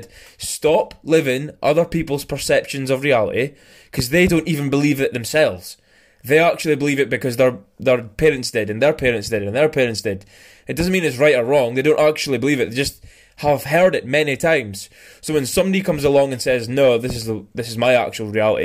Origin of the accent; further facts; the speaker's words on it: Scotland, United Kingdom; when I say the G on the end, because I'm from Scotland. We just don't say